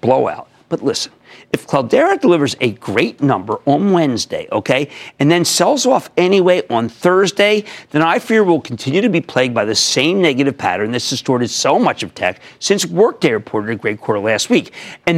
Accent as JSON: {"language": "English", "region": "New Jersey", "country": "United States", "said": "my home state of New Jersey"}